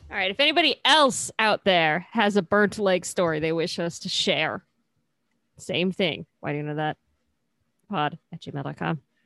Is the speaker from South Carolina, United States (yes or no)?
no; California, United States; also born or lived in Cincinnati, Ohio; I moved to California when I was very young